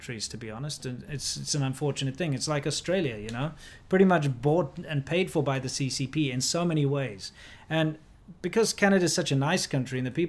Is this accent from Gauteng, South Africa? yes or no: no; Cape Town, Western Cape, South Africa; moved away; I was born in Cape Town where that shark swimming stuff happens